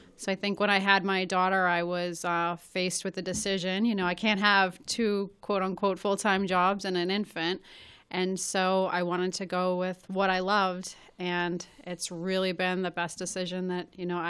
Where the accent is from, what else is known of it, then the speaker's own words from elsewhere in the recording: Malden, Massachusetts, United States; But since then, I grew up in Forestdale, and I bought two homes there, one I'm currently renovating